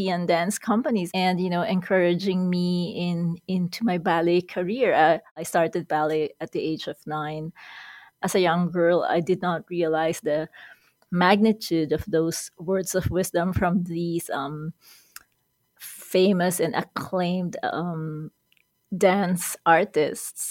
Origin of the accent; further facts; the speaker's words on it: Quezon City, Metro Manila, Philippines; moved away as an adult; now in Edmonton, Canada; I was born in Manila, Philippines, And I grew up in Quezon City, which is the capital of the Philippines